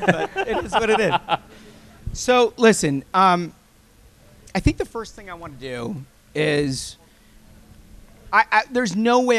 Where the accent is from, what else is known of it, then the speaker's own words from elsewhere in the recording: Minnetonka, Minnesota, United States; moved away; I grew up just across the lake, basically. Minnetonka High School graduate.